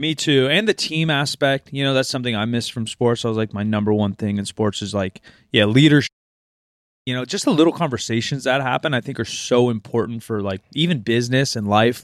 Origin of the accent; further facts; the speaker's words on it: Oregon, United States; I was born in Oregon